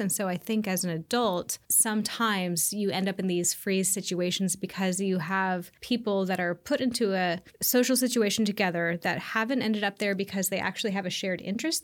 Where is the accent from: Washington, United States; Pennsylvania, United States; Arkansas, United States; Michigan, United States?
Washington, United States; Seattle; I live in the Old Ballard neighborhood and I grew up here in Seattle